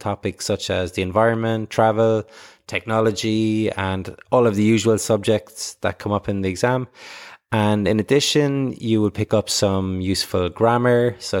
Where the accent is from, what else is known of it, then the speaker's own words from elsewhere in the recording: Ireland; I'm from Ireland.